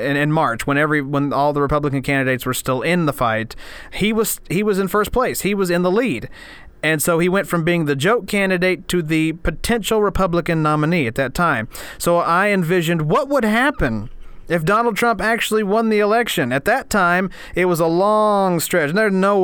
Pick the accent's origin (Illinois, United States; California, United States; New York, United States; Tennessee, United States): Tennessee, United States; Scott County; my hometown in Scott County, Tennessee